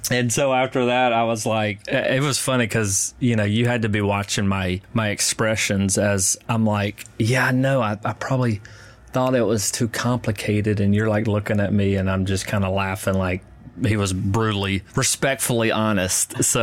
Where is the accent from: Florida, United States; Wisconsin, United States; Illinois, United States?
Wisconsin, United States; also born or lived in Huntsville, Alabama; now in Hermitage, United States; I grew up in Wisconsin.